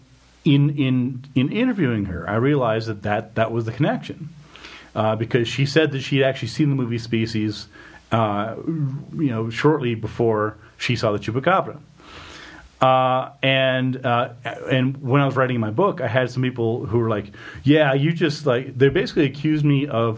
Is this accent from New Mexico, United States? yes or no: yes; New Mexico, United States; I grew up in New Mexico in the 80s